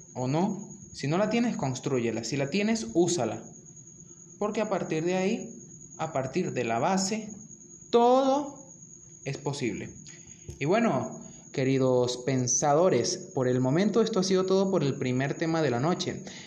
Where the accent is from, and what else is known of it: Venezuela